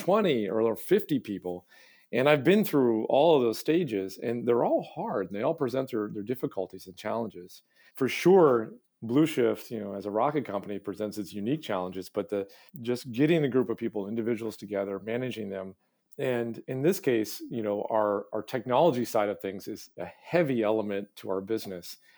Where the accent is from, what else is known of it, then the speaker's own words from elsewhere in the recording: Hancock County, rural Maine, United States; moved away as an adult; also born or lived in Midwest / Massachusetts; I, I grew up in rural Maine, sort of Hancock County